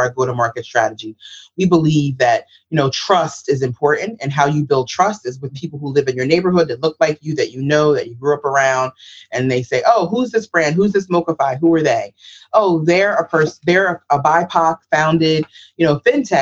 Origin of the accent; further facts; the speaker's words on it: New York City, New York, United States; I'm from the South Bronx.